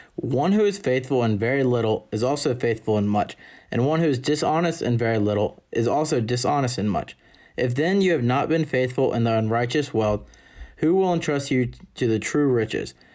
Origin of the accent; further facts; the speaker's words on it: Jackson, Mississippi, United States; I'm a senior from Jackson, Mississippi.